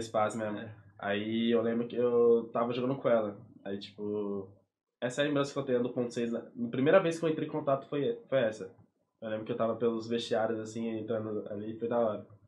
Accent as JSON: {"language": "Portuguese", "region": "São Paulo", "country": "Brazil", "tie": "born or raised there", "moved": "yes", "said": "eu nasci lá, fui crescido lá desde menor"}